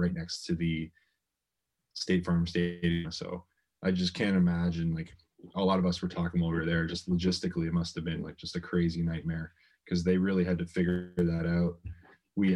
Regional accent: Windsor, Ontario, Canada; moved away as an adult; also born or lived in San Francisco, United States; from Arizona came straight to Windsor, Ontario. So I've been back home, in my hometown for about, I think it's like 4 weeks now

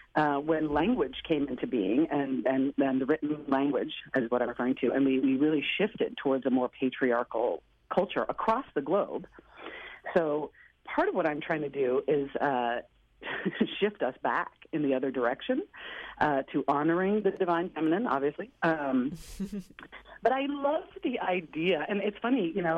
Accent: Portland, Oregon, United States; Portland, where I'm from

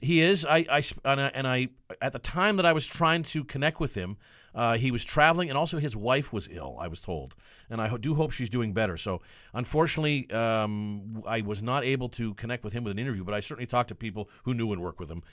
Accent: Vancouver, British Columbia, Canada; I'm born and raised in Vancouver

